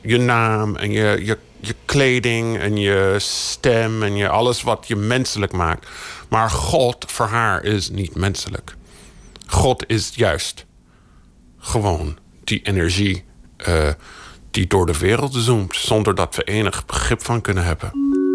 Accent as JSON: {"language": "Dutch", "country": "United States", "tie": "born or raised there", "also_born_or_lived": "Brazil", "moved": "yes", "said": "Ik ben in de Verenigde Staten opgegroeid"}